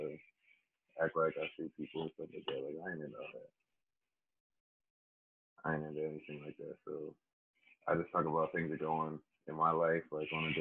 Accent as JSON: {"language": "English", "town": "Canonsburg", "region": "Pennsylvania", "country": "United States", "also_born_or_lived": "Washington, Pennsylvania", "said": "I am from Canonsburg, Pennsylvania. I was born in Washington, Pennsylvania"}